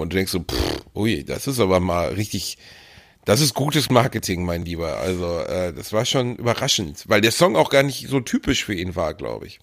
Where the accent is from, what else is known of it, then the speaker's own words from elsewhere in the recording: Germany; so sind wir Deutsche halt